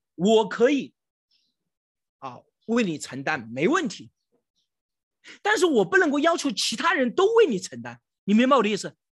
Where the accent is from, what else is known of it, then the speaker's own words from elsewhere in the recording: China; 我们中国人